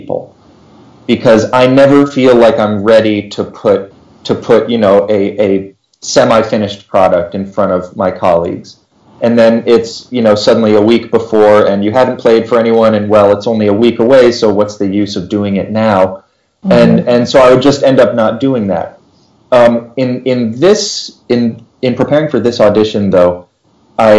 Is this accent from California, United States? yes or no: no; Round Rock, Texas, United States; moved away as an adult; also born or lived in Philadelphia, Pennsylvania / Houston, Texas; So I grew up just outside of Austin, Texas. Went to Round Rock High School